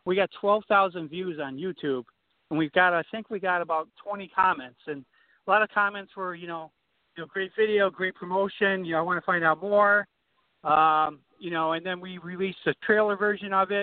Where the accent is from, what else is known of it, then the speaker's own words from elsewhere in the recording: Watertown, Connecticut, United States; I'm from Watertown, Connecticut